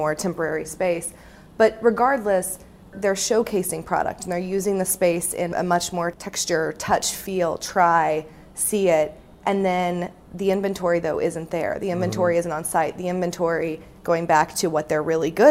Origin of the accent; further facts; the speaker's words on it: Indiana, United States; where I grew up in Indiana